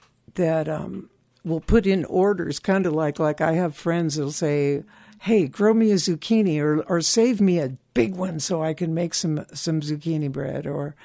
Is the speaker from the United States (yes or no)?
yes; California, United States; I was born and raised in California.